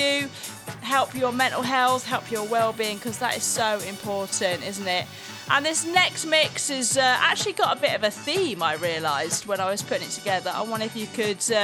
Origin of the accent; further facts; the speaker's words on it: Manchester, North West England, United Kingdom; I'm from Manchester, UK, and I'm a DJ there